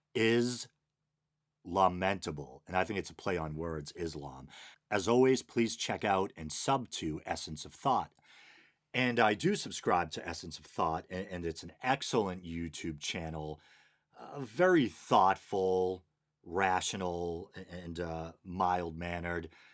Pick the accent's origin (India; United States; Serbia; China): United States; Boston, Massachusetts; accent: Boston; Boston accent, my native language